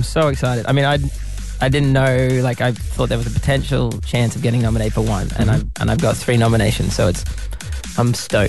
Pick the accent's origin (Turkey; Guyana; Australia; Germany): Australia; Brisbane, Queensland; at the Triffid in Brisbane, my hometown.